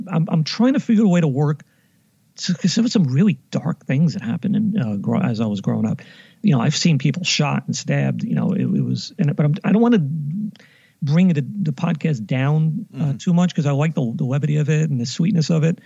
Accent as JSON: {"language": "English", "town": "New York City", "region": "New York", "country": "United States", "tie": "born or raised there", "said": "Growing up in East Harlem, 118th Street."}